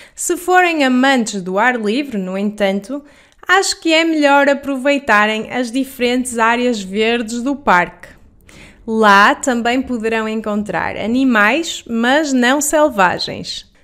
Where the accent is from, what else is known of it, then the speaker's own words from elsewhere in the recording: Porto, Norte, Portugal; also born or lived in Netherlands / England; vivi toda a minha vida no Porto, exceto nos três anos que passei entre a Holanda e a Inglaterra